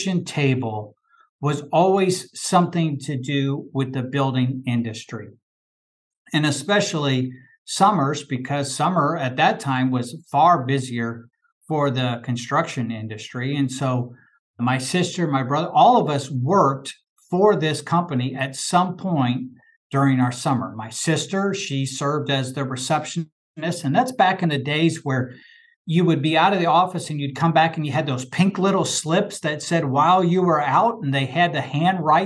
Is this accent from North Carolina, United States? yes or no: no; Indianapolis, Indiana, United States; also born or lived in Sioux City, Iowa; I was born in Sioux City, Iowa. 13 months when I moved to Indianapolis, my mom would say the playpen was the last thing to be loaded on the moving van and the first thing to be unloaded when we got here in Indianapolis. So I grew up on the northeast side of Indianapolis